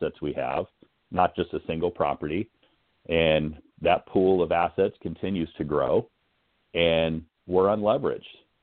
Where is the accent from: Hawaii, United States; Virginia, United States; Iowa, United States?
Hawaii, United States; Hanalei; now in San Diego, United States; I grew up in Hanalei, which is in the North Shore of Kauai.